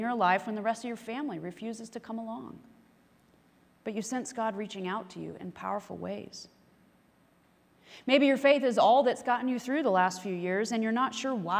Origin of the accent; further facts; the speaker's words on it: the Bible Belt, United States; growing up in the Bible Belt